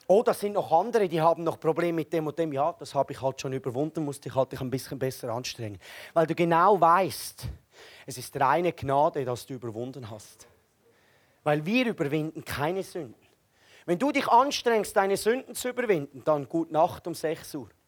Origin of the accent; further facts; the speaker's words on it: Switzerland; Ja, ich, wenn ich mir Deutsche vorstelle als Schweizer, dann denke ich, sind ähnlich wie mir, die wollen etwas machen.